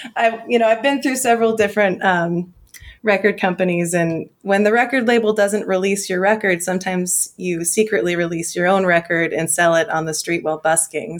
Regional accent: Los Angeles, California, United States; also born or lived in Columbus, Ohio; Los Angeles is my hometown

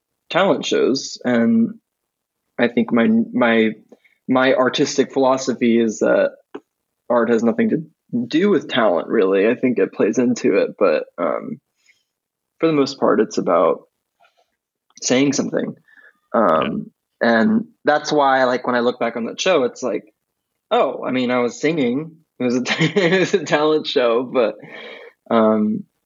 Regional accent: Springfield, Missouri, United States; moved away as an adult; also born or lived in Kansas City; now in Nashville, United States; I was born in Kansas City, but I grew up in Springfield, Missouri.

